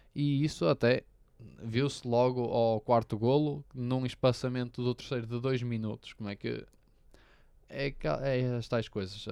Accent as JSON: {"language": "Portuguese", "town": "Braga", "region": "Norte", "country": "Portugal", "said": "eu sou de Braga"}